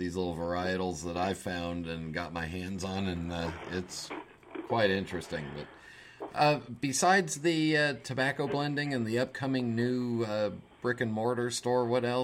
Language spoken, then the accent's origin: English; United States; I'm an American.